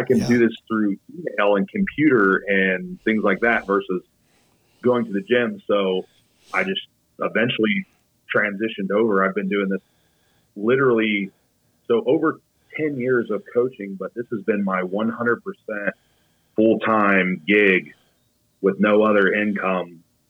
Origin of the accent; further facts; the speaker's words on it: Ohio, United States; I'm not far from Columbus. It's like a general reference. I use Columbus as a general reference because I live out in the middle of nowhere.